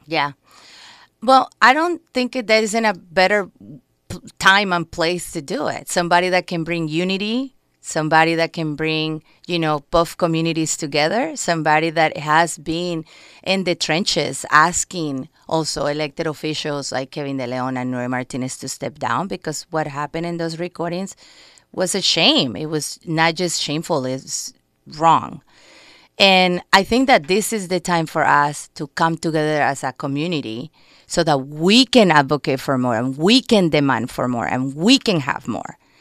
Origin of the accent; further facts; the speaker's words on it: Colombia; English is a second language; moved away as an adult; also born or lived in New York, United States; now in Los Angeles, United States; I'm immigrated to this country when I was eighteen from Colombia with my family.